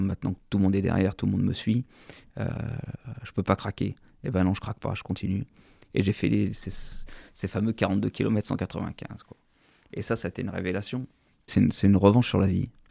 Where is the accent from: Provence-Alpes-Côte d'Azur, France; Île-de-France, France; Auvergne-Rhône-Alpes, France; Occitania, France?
Auvergne-Rhône-Alpes, France; Sassenage; also born or lived in Saint-Imier; Je suis né à Sassenage. J'ai fait toute ma scolarité, mon enfance euh, et toutes mes premières euh, opérations euh, sportives et même professionnelles sur, sur la commune de Sassenage.